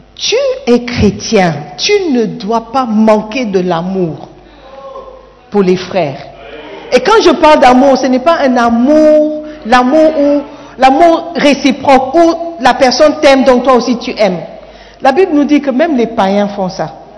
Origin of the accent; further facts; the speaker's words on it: Gabon; now in Ghana; Je suis Gabonais